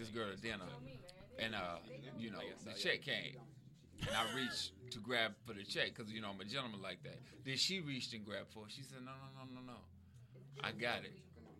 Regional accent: Los Angeles, California, United States; I'm from Los Angeles, born and raised. I'm South Central.

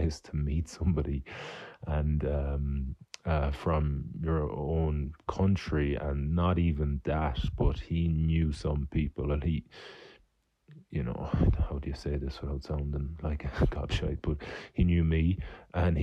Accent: Ireland

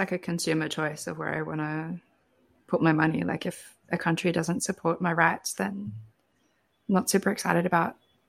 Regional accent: Australia; as an Australian

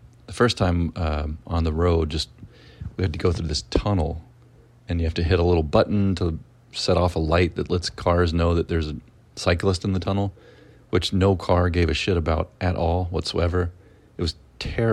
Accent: Mississippi, United States; I'm from Mississippi

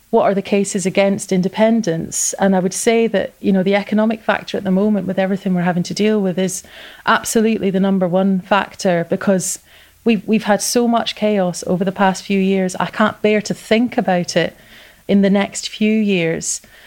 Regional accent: Scotland, United Kingdom; also born or lived in Linlithgow; I am British as well as Scottish, and I am proud to be British as well as proud to feel Scottish.

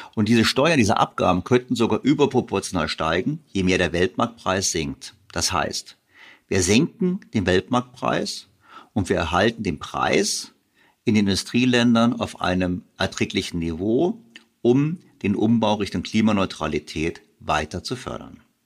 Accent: Germany; wir zwar viel exportieren als Deutsche

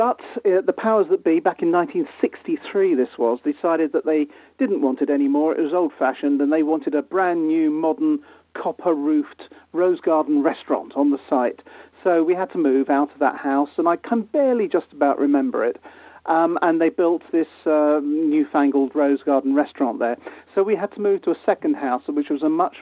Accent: London, United Kingdom; moved away as an adult; I'm a Londoner born and bred

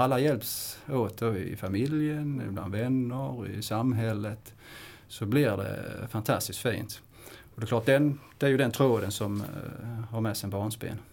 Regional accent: Kristianstad, Skåne, Sweden; jag kommer från Kristianstad som är inte så långt ifrån Småland. Men det, det är faktiskt Skåne

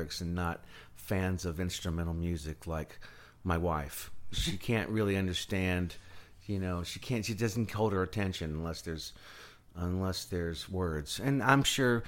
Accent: United States; I'm American

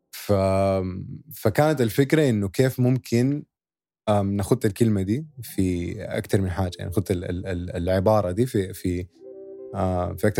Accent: Sudan; now in United Arab Emirates; كان نحن ناس سودانيين اصحابنا سودانيين هنا في الامارات

